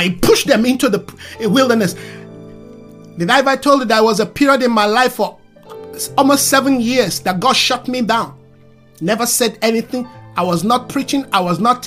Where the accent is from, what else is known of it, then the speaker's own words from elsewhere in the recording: Nigeria; English is a second language; English is not my mother's tongue. I learned it. Consciously, unconsciously, I learned it. But I'm not an English person. I'm a Yoruba man from Nigeria